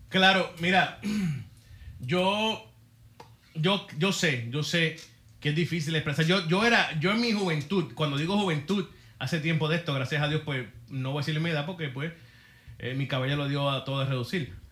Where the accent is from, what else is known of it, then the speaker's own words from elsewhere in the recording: Puerto Rico; soy puertorriqueño